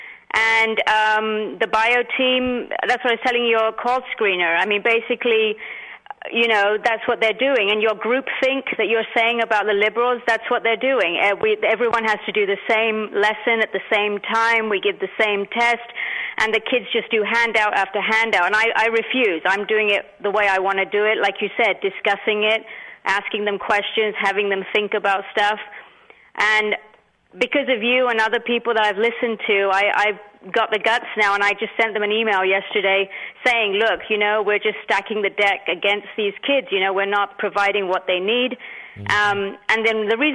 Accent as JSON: {"language": "English", "region": "London", "country": "United Kingdom", "tie": "born or raised there", "also_born_or_lived": "India", "moved": "yes", "lives_now": "Mountain View, United States", "said": "I was born in India. I grew up in London, and now I live in California for about, last 26 years I've been here."}